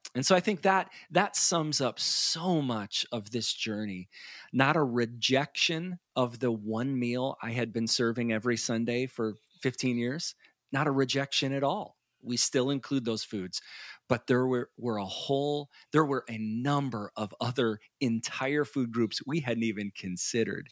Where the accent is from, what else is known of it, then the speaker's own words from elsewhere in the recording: Chicago, Illinois, United States; moved away; I grew up in the Chicago area